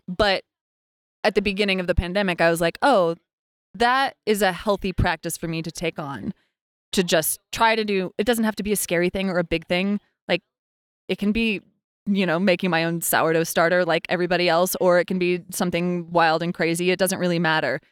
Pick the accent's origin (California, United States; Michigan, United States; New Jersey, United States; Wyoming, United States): Wyoming, United States; Lander; moved away as an adult; also born or lived in New York City; I was born and raised in Lander, Wyoming